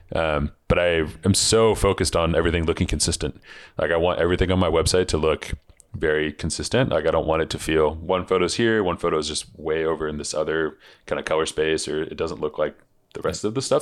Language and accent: English; Seattle, Washington, United States; growing up in Seattle where it rains all the time